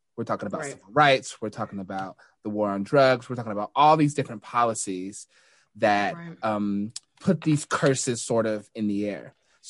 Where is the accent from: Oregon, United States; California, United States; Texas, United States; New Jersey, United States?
Texas, United States; Denton; moved away as an adult; also born or lived in North Dallas, Texas / Louisville / Plano, Texas; now in Newark, United States; Dallas, but I've lived in Louisville, Plano, but I call Denton, Texas home. Yes. I grew up again in Denton and left the North Texas area to go to school